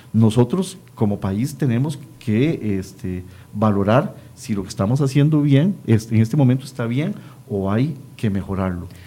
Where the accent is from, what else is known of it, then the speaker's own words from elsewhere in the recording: Costa Rica; nosotros como costarricenses